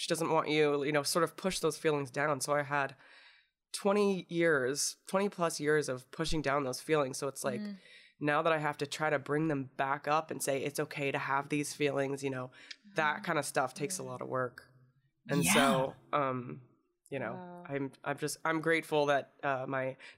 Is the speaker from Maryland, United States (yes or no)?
no; Indiana, United States; I'm from Indiana